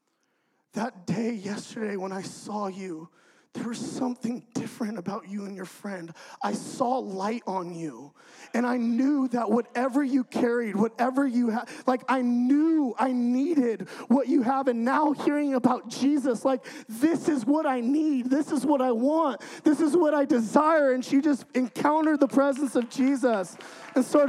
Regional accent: California, United States; moved away as an adult; now in Idaho, United States; I'm from California, okay? So I get moved to Idaho

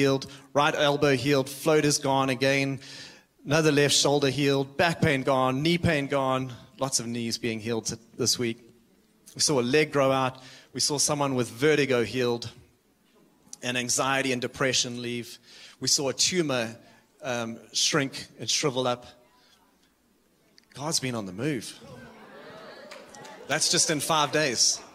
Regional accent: South Africa; moved away as an adult; now in Redding, United States; I am from South Africa, and I moved out here 9 years ago. I moved to Redding, California

